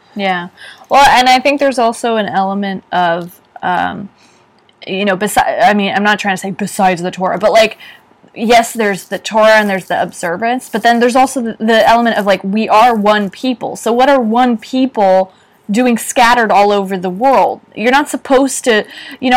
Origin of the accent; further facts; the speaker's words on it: San Francisco Bay Area, California, United States; I grew up in the San Francisco Bay Area